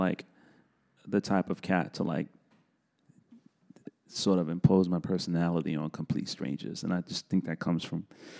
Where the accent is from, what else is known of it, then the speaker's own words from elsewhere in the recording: New York City, New York, United States; Yeah, I grew up in the South Bronx, born and raised. Was born in 1975.